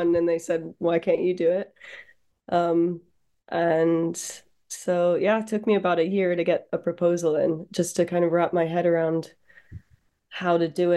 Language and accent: English; Baltimore, Maryland, United States; moved away as an adult; also born or lived in New York; now in United Kingdom; I grew up in just outside Baltimore